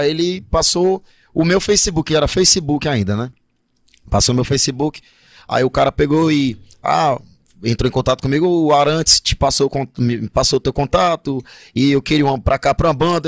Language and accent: Portuguese; Ceará, Brazil; now in Manaus, Brazil; eu sou do Ceará, e lá é o berço do forró